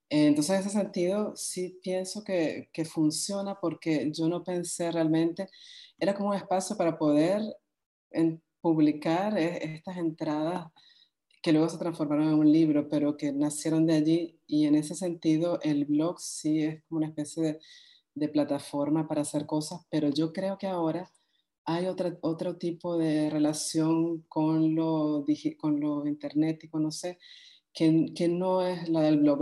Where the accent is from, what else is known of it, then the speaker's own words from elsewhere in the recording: Venezuela; como lectores venezolanos